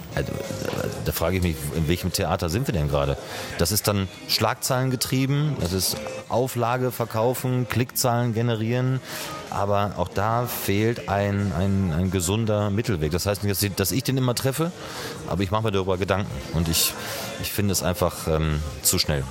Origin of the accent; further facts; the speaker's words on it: Schloß Holte-Stukenbrock, North Rhine-Westphalia, Germany; also born or lived in Gütersloh; ich komme ja aus der Nähe von Bielefeld, aus Schloss Heute-Stuckenbrock